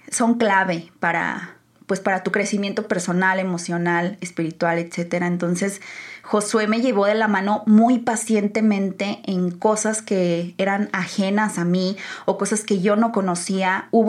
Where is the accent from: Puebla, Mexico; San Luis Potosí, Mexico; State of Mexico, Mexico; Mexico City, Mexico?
San Luis Potosí, Mexico; now in Guadalajara, Mexico; yo llegué de San Luis con una mentalidad demasiado cerrada. O sea, se los juro que venir a Guadalajara a mí me abrió los ojos en muchísimos aspectos